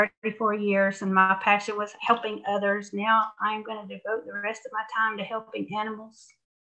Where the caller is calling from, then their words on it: Georgia, United States; I'm calling from Georgia.